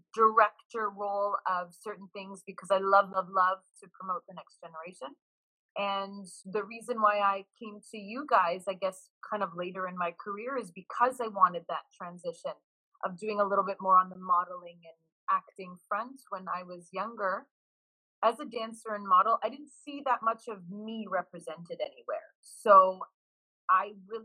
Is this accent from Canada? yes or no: yes; Montreal, Quebec, Canada; also born or lived in Toronto; born and raised in Montreal.